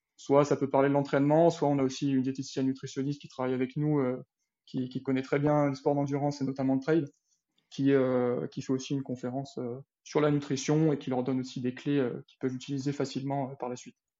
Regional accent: L'Île-Rousse, Corsica, France; moved away as an adult; also born or lived in Bastia / Font-Romeu; je suis né à Bastia, donc, et puis j'ai, j'ai grandi, j'ai grandi à Lille-Rousse, et puis je suis parti à 18 ans pour les études

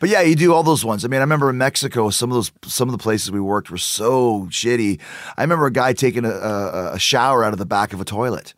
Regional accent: Winnipeg, Manitoba, Canada; moved away; also born or lived in Calgary; I'm from Winnipeg, uh, Canada

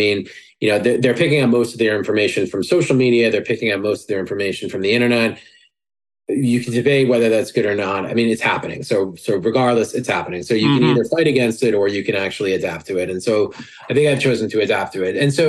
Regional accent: New York, United States; I'm a New Yorker. I talk like I like that conversational style, right?

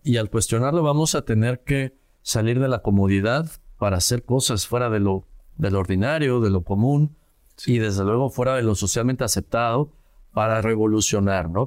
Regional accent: Querétaro, Mexico; salir de mi ciudad de origen, yo crecí en Querétaro

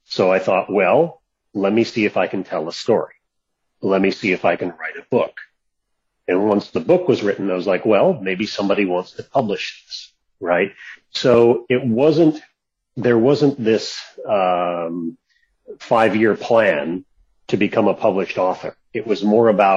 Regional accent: Seattle, Washington, United States; moved away; also born or lived in California; middle of last year, we packed up a different truck and moved back to Seattle

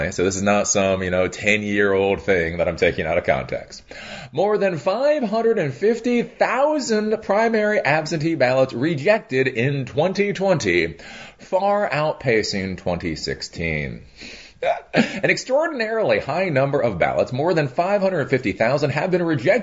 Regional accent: Maryland, United States; Maryland, my home state

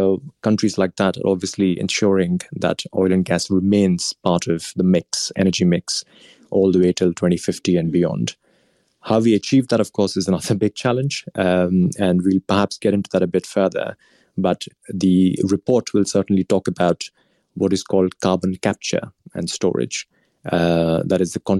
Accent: India; moved away; India, my home country

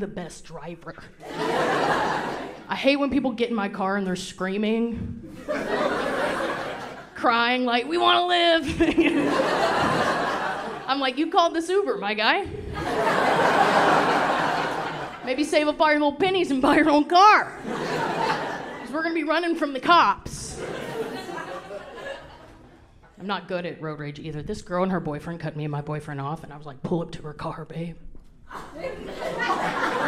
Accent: the South, United States; moved away; I grew up very Southern

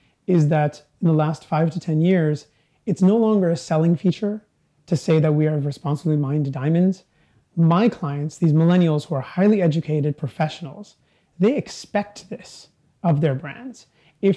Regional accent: Vancouver, British Columbia, Canada; growing up in Canada, we didn't have many symbols or mementos of our history.

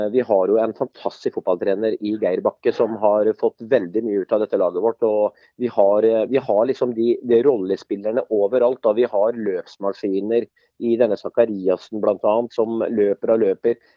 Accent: Sarpsborg, Østfold, Norway; Men nå som sarping så mener jeg da at nå må Sarpsborg 08 ta konsekvensen av den matchen her.

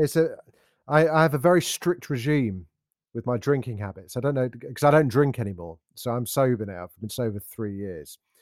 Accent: Derby, East Midlands, United Kingdom; I grew up in Derby

